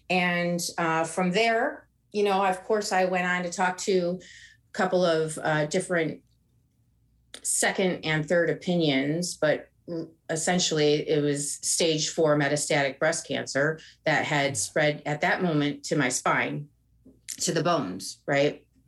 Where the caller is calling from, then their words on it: Oakland, California, United States; I'm calling from Oakland, California.